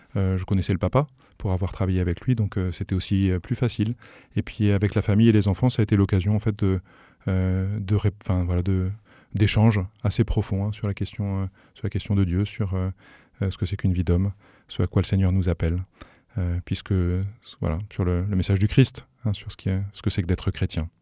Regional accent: Paris, Île-de-France, France; moved away as an adult; now in Sarthe, France; On a grandi à Paris dans une famille qui, voilà, de parents aimants

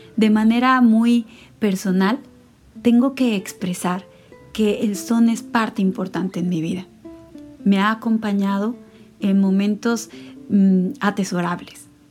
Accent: Veracruz, Mexico; el lugar en el cual nací, en Veracruz

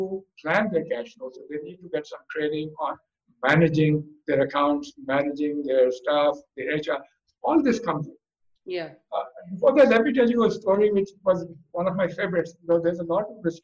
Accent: Pakistan; I belong to Pakistan

